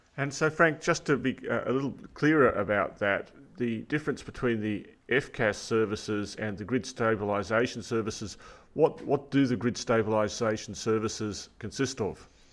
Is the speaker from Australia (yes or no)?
yes; New South Wales, Australia; New South Wales, my home state